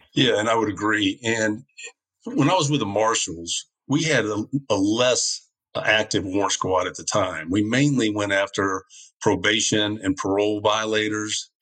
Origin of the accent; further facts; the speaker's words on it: New Orleans, Louisiana, United States; also born or lived in Florida; now in St. Tammany Parish, United States; I would come back to my hometown in New Orleans